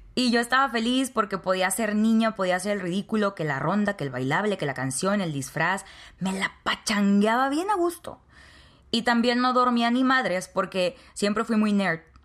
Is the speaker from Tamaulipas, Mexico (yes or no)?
yes; Nuevo Laredo, Tamaulipas, Mexico; Nuevo Laredo, Tamaulipas, México, la ciudad donde yo nací.